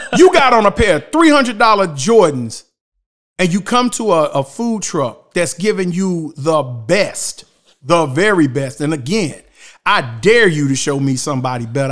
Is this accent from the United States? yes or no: yes; Shelby, North Carolina, United States; growing up in Shelby